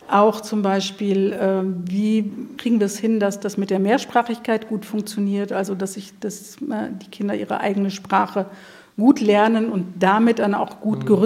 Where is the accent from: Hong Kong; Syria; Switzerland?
Syria; now in Germany; Und ich bin selber 2012 aus Syrien geflüchtet.